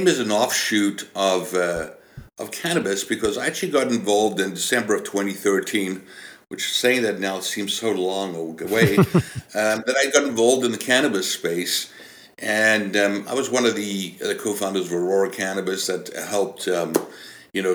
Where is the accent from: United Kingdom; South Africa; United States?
South Africa; moved away as an adult; now in British Columbia, Canada; I was born and raised in South Africa